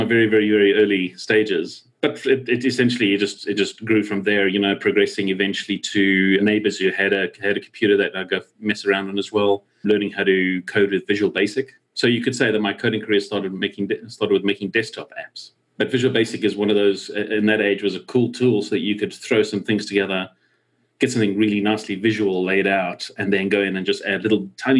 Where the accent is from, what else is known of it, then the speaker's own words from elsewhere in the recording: South Africa; growing up in South Africa